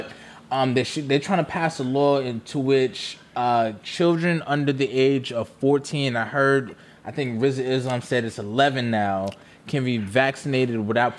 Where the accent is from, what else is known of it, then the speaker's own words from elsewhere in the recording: New York City, New York, United States; we're from the Bronx